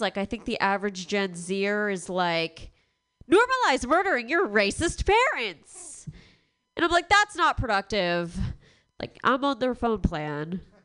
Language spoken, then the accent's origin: English; Long Island, New York, United States; moved away as an adult; I'm from Long Island, which is a super white uh, area in New York